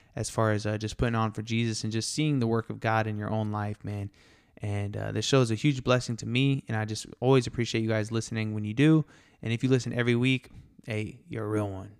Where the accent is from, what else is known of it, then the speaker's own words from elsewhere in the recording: Tampa, Florida, United States; also born or lived in Miami, Florida; now in Texas, United States; I'm from Tampa, Florida, and I was born in Miami